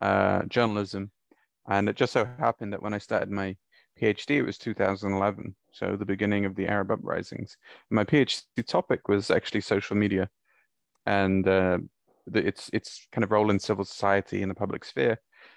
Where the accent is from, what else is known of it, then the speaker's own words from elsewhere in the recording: Bahrain; also born or lived in Saudi Arabia; And I grew up in the Gulf. I grew up in Bahrain and Saudi.